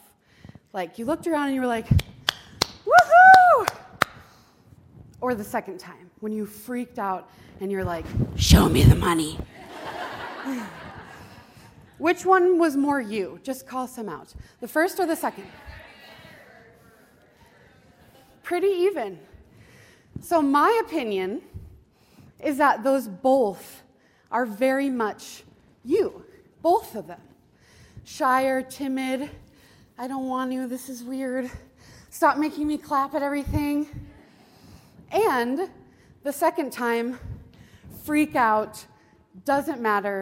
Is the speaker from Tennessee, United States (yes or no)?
no; Montana, United States; I am from Montana. I'm a Montana portrait photographer